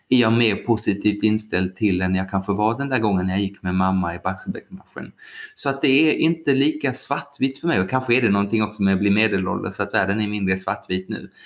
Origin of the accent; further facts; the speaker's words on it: Skåne, Sweden; när jag var liten och bodde i Skåne